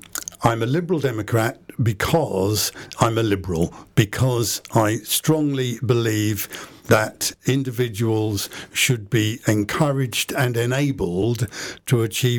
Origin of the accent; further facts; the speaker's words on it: Luton, East of England, United Kingdom; I was born and brought up in Luton, born into a very political family.